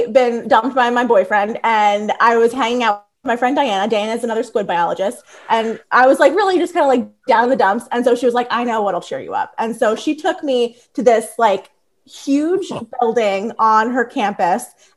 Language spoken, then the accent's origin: English; Bensalem, Warrington, Doylestown, Pennsylvania, United States; accent: Philly; I grew up in Bensalem, and then Warrington, and then Doylestown